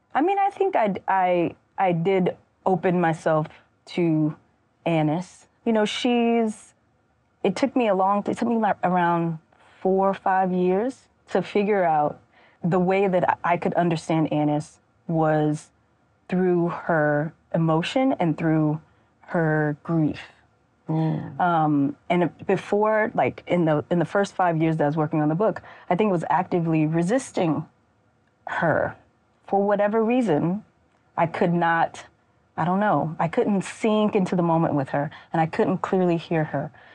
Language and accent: English; Mississippi, United States; I made the decision to return home mm-hmm. and to live and work and write at home as an adult